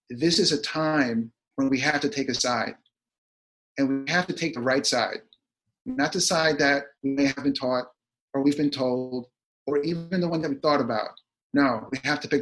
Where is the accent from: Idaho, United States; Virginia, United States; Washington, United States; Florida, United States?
Virginia, United States; Virginia, my hometown